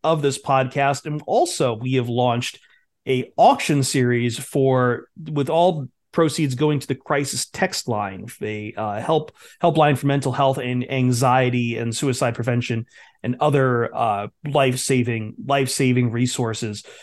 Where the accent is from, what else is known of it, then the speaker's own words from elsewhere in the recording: Toledo, Ohio, United States; I'm from Toledo